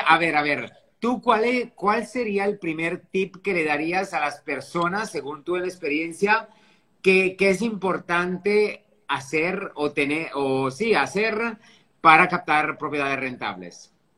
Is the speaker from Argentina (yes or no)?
no; Italy; also born or lived in France / Dubai / Sydney; now in Riviera Maya, Mexico; un italiano viviendo aquí en México, en la Riviera Maya.